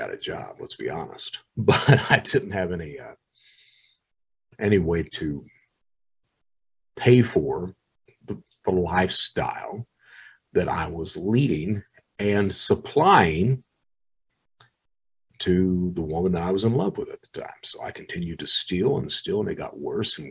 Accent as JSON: {"language": "English", "region": "Eastern Kentucky", "country": "United States", "tie": "born or raised there", "said": "I was proud to be born in Eastern Kentucky, that I was an Eastern Kentuckian"}